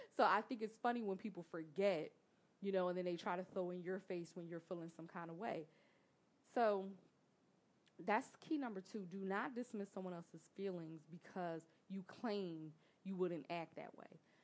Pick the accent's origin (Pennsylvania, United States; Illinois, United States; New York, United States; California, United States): Pennsylvania, United States; Philadelphia; I'm from North Philly